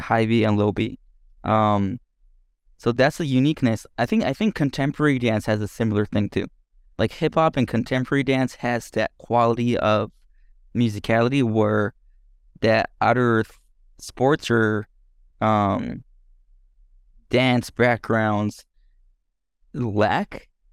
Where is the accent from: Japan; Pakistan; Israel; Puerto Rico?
Japan; born or raised there; English is a second language; moved away as an adult; also born or lived in Denmark